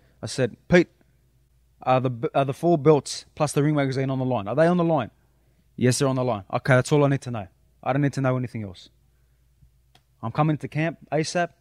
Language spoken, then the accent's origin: English; Sydney, New South Wales, Australia; But I'm representing where I'm from, Sydney, Australia